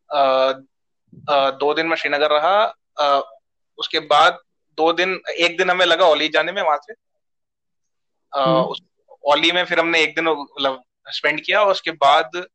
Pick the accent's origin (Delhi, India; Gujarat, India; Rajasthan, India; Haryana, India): Delhi, India; मैं दिल्ली से हूँ तेरे को पता ही हम दोनों दिल्ली से ही हैं